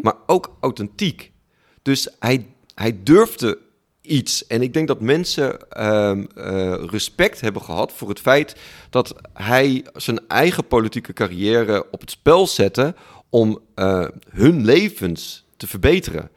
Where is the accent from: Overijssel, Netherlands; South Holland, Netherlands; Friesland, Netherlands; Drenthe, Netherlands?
Friesland, Netherlands; Ik ben opgegroeid in Friesland